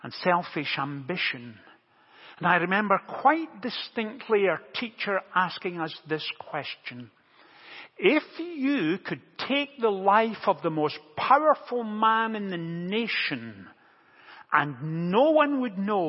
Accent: Motherwell, Scotland, United Kingdom; growing up in Motherwell, just outside Glasgow in central Scotland, it's a steel town

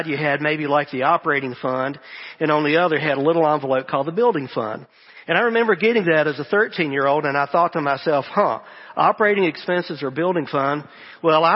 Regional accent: the American South, United States

